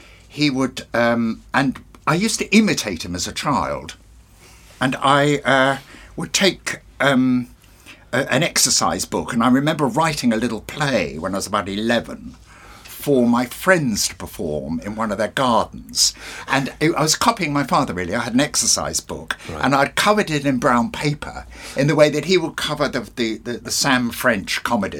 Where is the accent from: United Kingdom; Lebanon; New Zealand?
United Kingdom; Bognor Regis, South East England; moved away; also born or lived in Portsmouth; I was raised in Bognor Regis